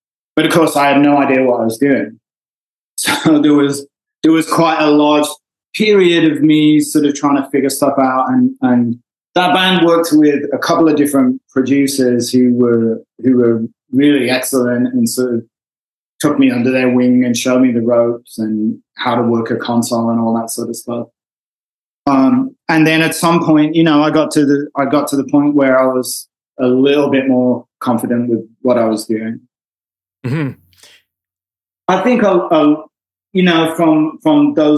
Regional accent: Wolverhampton, West Midlands, United Kingdom; moved away as an adult; now in Los Angeles, United States; I grew up in a fairly small town in England

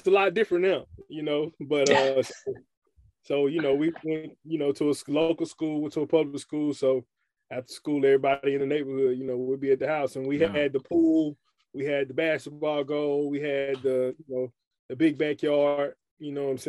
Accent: Alabama, United States; born there; also born or lived in Memphis / San Diego; now in Chattanooga, United States; I was born in Alabama. From Alabama, I moved to Memphis. My father was in the Navy.

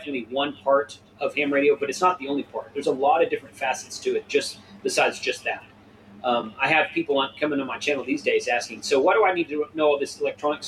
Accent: Texas, United States; I grew up in Texas.

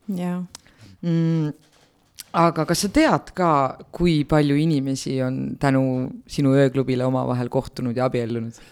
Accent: Otepää, Valga County, Estonia; ma olen Otepäält

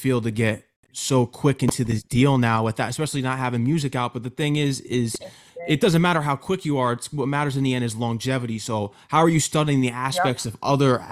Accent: Connecticut, United States; also born or lived in New York; I'm from Connecticut

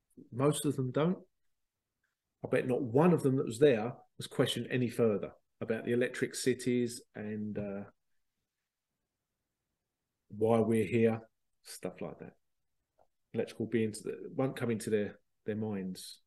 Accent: London, United Kingdom; moved away; I was born in London and moved out

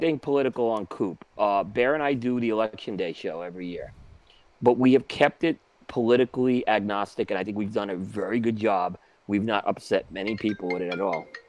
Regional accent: New York City, New York, United States; also born or lived in Brooklyn; growing up on Staten Island, um and Brooklyn, you know, especially Staten Island

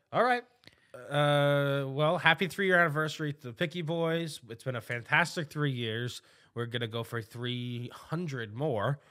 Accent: New York City, New York, United States; I'm a New Yorker

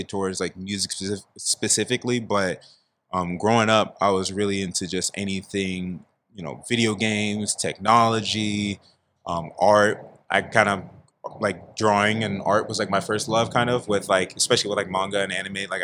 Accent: San Diego, California, United States; I'm born and raised in San Diego, California, up in the Merritt Mesa neighborhood

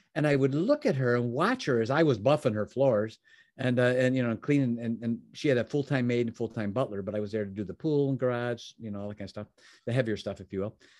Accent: Chicago, Illinois, United States; also born or lived in Oak Brook, Illinois; I was from Chicagoland area

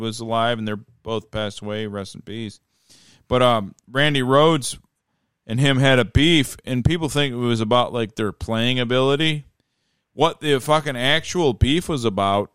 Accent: Detroit, Michigan, United States; we're from Detroit

